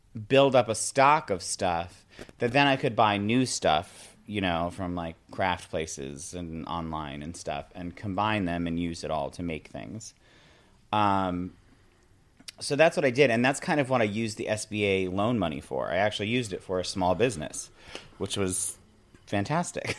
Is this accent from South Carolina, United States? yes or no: no; Binghamton, New York, United States; moved away as an adult; also born or lived in Maine; now in Staten Island, United States; Yeah, I grew up in upstate New York. I grew up in Binghamton, New York